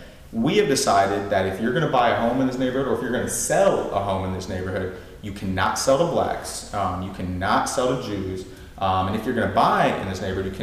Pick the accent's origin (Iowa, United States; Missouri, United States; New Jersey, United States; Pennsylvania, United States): Iowa, United States; now in Chicago, United States; I spent a lot of time growing up in Iowa